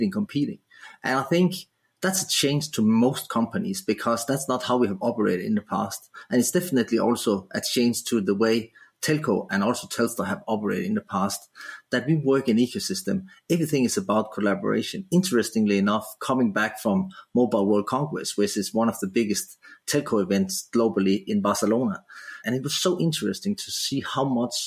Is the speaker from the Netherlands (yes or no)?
no; Denmark; moved away as an adult; now in Australia; I was living in my home country, Denmark